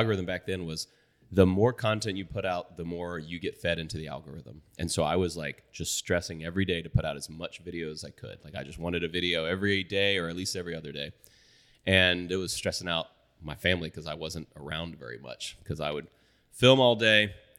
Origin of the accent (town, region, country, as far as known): Boerne, Texas, United States; born or raised there